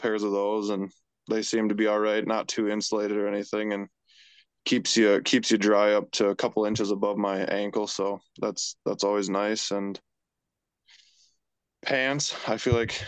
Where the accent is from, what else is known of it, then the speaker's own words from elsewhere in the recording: Hillsboro, North Dakota, United States; I'm from Hillsboro, North Dakota.